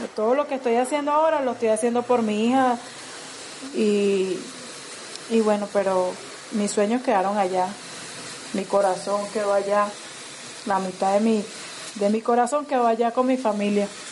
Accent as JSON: {"language": "Spanish", "town": "Caracas", "region": "Capital District", "country": "Venezuela", "moved": "as an adult", "lives_now": "Medellín, Colombia", "said": "yo soy de Venezuela, Caracas"}